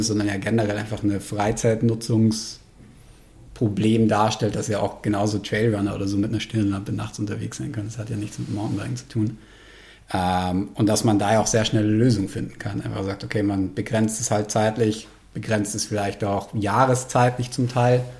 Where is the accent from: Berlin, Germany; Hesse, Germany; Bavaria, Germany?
Bavaria, Germany; Munich; also born or lived in South Tyrol, Italy; Vorschule und Schule war ich dann halt in München